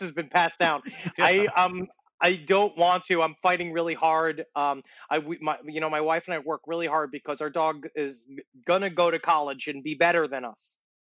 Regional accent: New York City, New York, United States; also born or lived in Ridgewood, Queens; I was growing up in Queens, we had an influx of the Haitian population

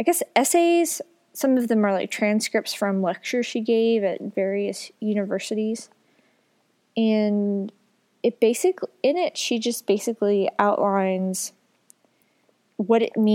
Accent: the South, United States; I grew up in the South

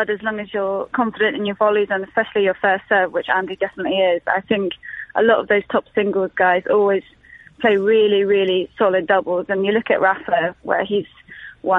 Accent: London, United Kingdom; I grew up in Wimbledon. My house was almost on the back of the practice court.

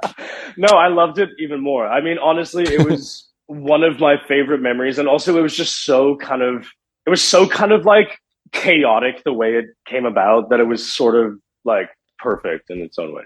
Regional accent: Johannesburg, Gauteng, South Africa; also born or lived in Canada; now in Los Angeles, United States; I grew up in Johannesburg, South Africa, which is a very big city

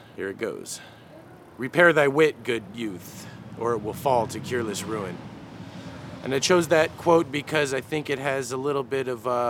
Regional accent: Tucson, Arizona, United States; born in Tucson, Arizona

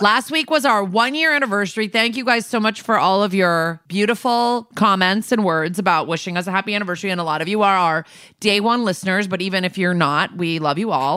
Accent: New Canaan, Connecticut, United States; now in New York, United States; where my hometown is. I'm not being secretive, it's New Canaan, Connecticut

